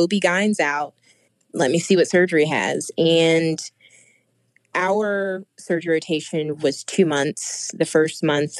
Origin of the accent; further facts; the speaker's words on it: Midwest, United States; I'm from the Midwest, so my dad and my brothers fished and hunted.